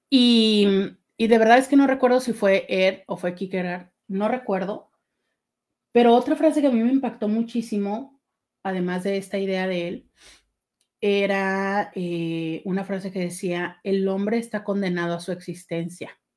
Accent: Mexicali, Baja California, Mexico; born there; also born or lived in Tijuana; vivimos en algunas ciudades antes de llegar a la ciudad de Tijuana, aunque yo nací en Mexicali.

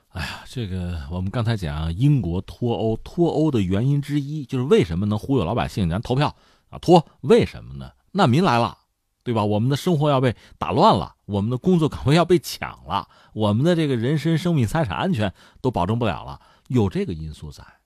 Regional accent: China; 按我们中国人的传统爱国嘛，落叶归根呐

